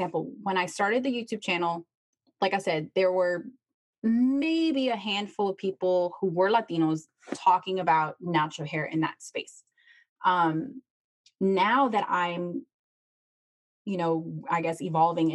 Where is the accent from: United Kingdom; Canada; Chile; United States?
Chile; I'm from Chile